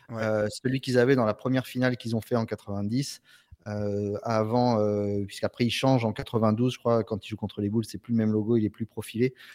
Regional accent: Marseille, Provence-Alpes-Côte d'Azur, France; en tant que Marseillais, ouais.

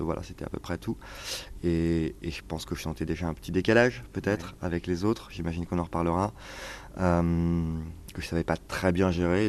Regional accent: Cher, near Bourges, Centre-Val de Loire, France; moved away; also born or lived in Tours / Marseille / Casablanca / Paris; j'ai grandi dans le Cher, euh, près dans un petit lieu-dit à côté d'un petit village, à côté de Bourges

